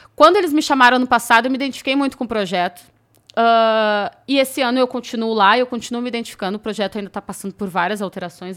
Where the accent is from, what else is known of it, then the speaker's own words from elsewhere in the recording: Rio Grande do Sul, Brazil; moved away; also born or lived in Rio de Janeiro; porque eu não sou de São Paulo, né? Eu sou gaúcha